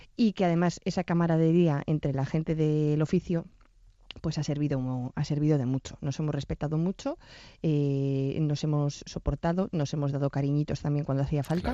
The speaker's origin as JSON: {"language": "Spanish", "town": "Bilbao", "region": "Basque Country", "country": "Spain", "said": "somos de Bilbao"}